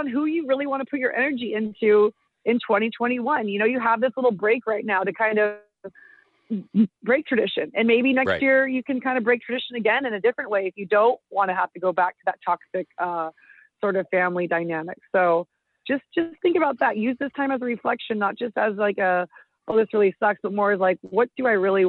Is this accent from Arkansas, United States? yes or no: no; Marin County, California, United States; born or raised there; also born or lived in Irvine